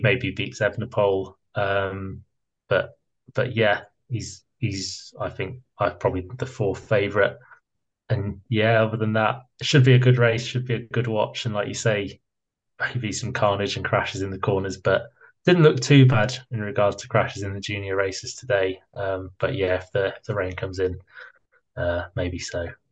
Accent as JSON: {"language": "English", "country": "United Kingdom", "said": "I'm British"}